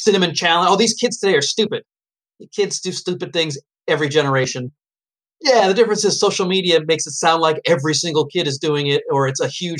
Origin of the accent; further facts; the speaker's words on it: New Hampshire, United States; I'm from New Hampshire